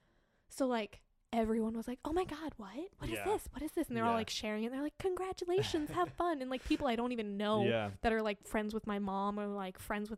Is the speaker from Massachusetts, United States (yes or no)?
yes; Boston, Massachusetts, United States; Like, I'm from Boston.